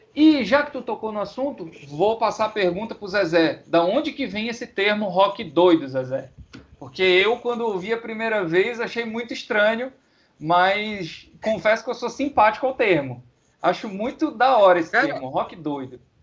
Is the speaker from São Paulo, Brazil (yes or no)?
no; Pará, Brazil; o paraense ele tem isso. Ele tem esse afeto pela música. Um exemplo disso sou eu